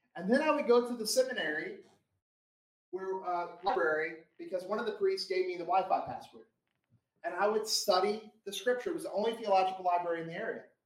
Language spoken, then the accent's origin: English; Florida, United States; moved away; I'm from Florida.